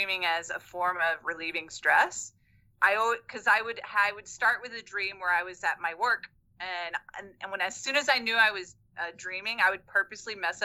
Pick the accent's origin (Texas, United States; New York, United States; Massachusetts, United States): Texas, United States; Lost Pines of; moved away; also born or lived in South Korea; I'm from Texas, from the Lost Pines of Texas. We lived in the woods where darkness was dark